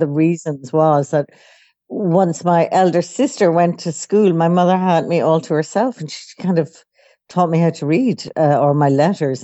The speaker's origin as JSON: {"language": "English", "town": "Dublin", "region": "Leinster", "country": "Ireland", "tie": "born or raised there", "said": "I grew up in Dublin, Ireland"}